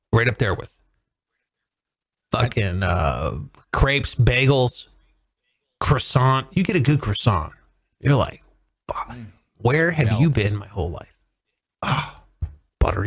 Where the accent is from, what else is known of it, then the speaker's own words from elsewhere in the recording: United States; I'm such an American. I'm such a law-abiding American